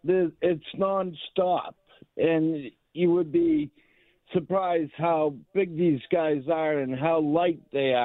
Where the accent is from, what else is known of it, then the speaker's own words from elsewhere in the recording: Boston, Massachusetts, United States; also born or lived in Portland, Maine; now in Alpharetta, United States; I'm originally from Boston and Portland, Maine, and I miss hockey so much. I've been down here for 20 years